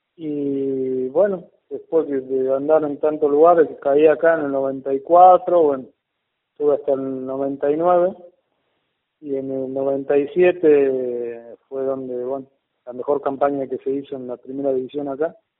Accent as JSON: {"language": "Spanish", "region": "Buenos Aires", "country": "Argentina", "tie": "born or raised there", "also_born_or_lived": "Paraguay", "lives_now": "Jujuy, Argentina", "said": "yo soy paraguayo, pero criado en Buenos Aires"}